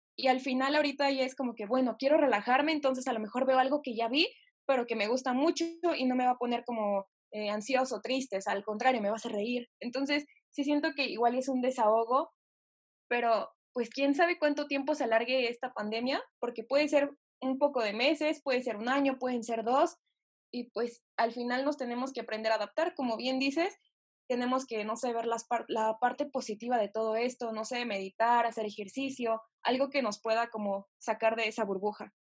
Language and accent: Spanish; Mexico; porque sea mexicana